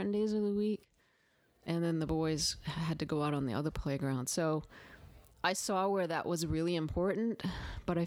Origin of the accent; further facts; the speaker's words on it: Maine, United States; moved away as an adult; now in the South, United States; I did not grow up in the South. I grew up in Maine.